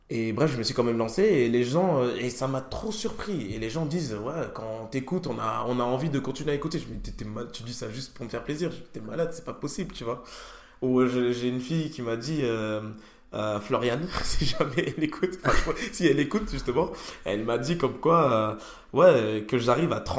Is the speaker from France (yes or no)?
yes; Malzéville, Grand Est, France; Je viens de Malzéville moi.